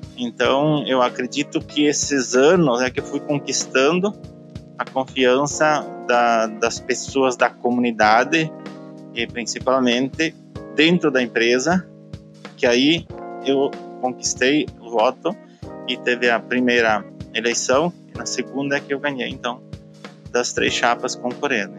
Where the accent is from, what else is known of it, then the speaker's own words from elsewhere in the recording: Caxias do Sul, Rio Grande do Sul, Brazil; now in Galópolis, Brazil; eu nasci em Santa Lúcia do Piauí, que é um distrito de Caxias do Sul, e eu vim morar pra, em Galópolis aos 16 anos de idade